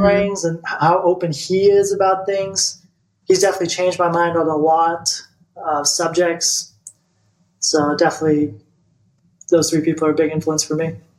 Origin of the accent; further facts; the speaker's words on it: Bulgaria; moved away; I'm from Bulgaria, and in Bulgaria, like it's part of the I don't know if it still is anymore, but like when you turn 18, you go to the army